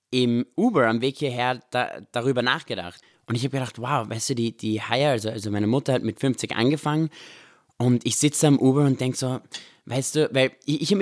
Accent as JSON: {"language": "German", "country": "Israel", "tie": "born or raised there", "said": "Aber ich bin immer mit so zwei Sachen aufgewachsen in Israel, also von Süßigkeiten."}